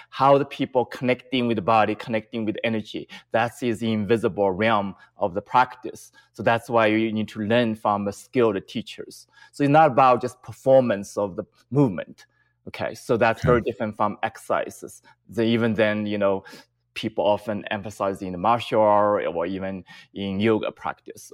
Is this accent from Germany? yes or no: no; China; moved away; I grew up in China